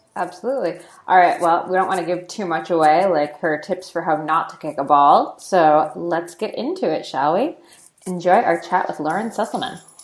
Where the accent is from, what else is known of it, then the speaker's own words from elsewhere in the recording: United States; I'm American